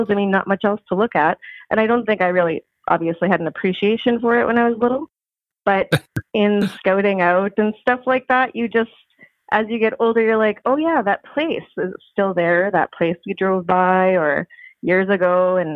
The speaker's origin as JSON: {"language": "English", "region": "Ontario", "country": "Canada", "tie": "born or raised there", "also_born_or_lived": "Steinbach, Manitoba / Saskatchewan", "said": "I was born in Steinbach, Manitoba, and then we moved when I was younger to Ontario, and then in uh, 1980 to Saskatchewan, where I grew my love of the prairies."}